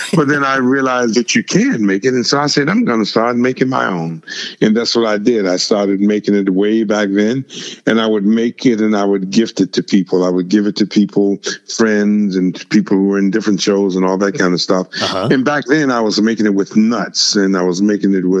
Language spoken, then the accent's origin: English; Virginia, United States; when I was growing up in Virginia